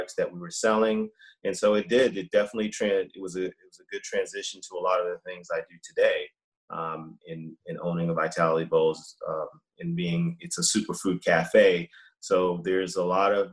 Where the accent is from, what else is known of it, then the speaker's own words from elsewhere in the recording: Boston, Massachusetts, United States; moved away as an adult; also born or lived in Baltimore, Maryland / Atlanta, Georgia; I grew up in Boston